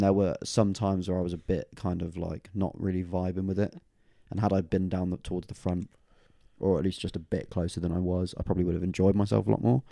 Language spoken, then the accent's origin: English; Oxford, South East England, United Kingdom; my hometown venue for a second, though. Uh, the downstairs room at the O two Aca-, Academy in Oxford